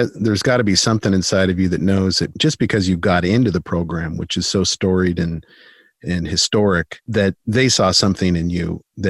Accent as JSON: {"language": "English", "town": "Selah", "region": "Washington", "country": "United States", "tie": "born or raised there", "said": "He is actually from my hometown of, he's from Sela. I live in Sela."}